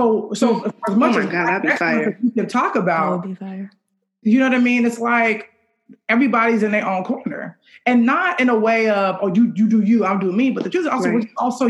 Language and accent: English; Chicago, Illinois, United States; I'm from Chicago